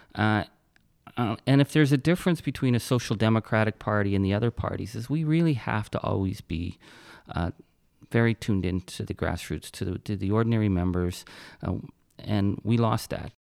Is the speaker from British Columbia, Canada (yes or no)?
no; Timmins, Ontario, Canada; I was born in Timmins, Ontario